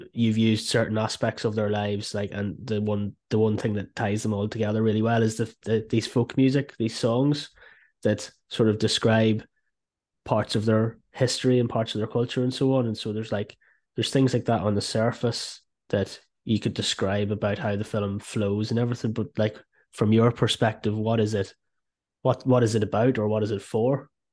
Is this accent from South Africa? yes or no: no; South Fermanagh, Northern Ireland, United Kingdom; moved away; I'm from South Fermanagh